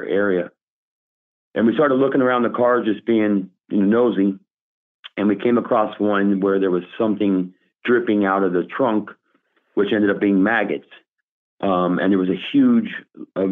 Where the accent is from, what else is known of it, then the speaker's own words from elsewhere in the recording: Miami, Florida, United States; I was born and raised here in Miami